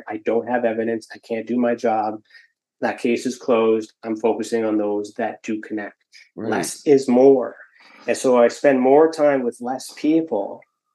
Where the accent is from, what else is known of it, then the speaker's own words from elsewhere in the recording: Ontario, Canada; I'm from Ontario